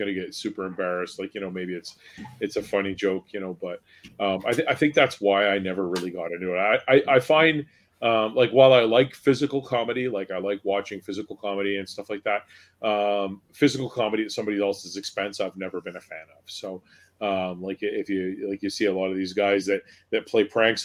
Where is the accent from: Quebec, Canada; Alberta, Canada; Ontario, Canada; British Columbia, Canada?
Ontario, Canada; Newmarket; growing up in Newmarket myself